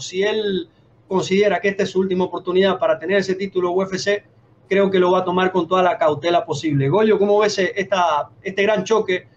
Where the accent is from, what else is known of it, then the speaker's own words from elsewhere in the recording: Venezuela; Yo como venezolano